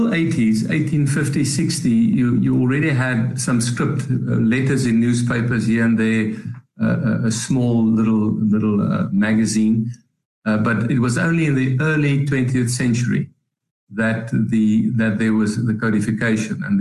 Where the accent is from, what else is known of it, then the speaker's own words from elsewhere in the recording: South Africa; I didn't want to be called an Afrikaner. I, I said I'm a South African.